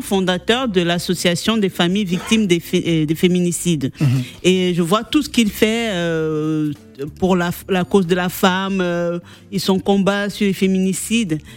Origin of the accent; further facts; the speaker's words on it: Senegal; chez nous en Afrique, bon, au Sénégal